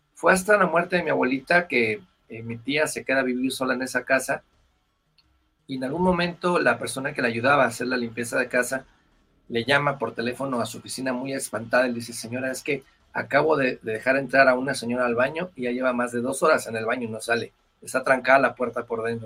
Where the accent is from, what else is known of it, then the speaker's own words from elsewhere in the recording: Querétaro, Mexico; moved away as an adult; also born or lived in Mexico City; now in Bogotá, Colombia; yo soy originario de Querétaro, ya eh, acá tengo cinco años en Bogotá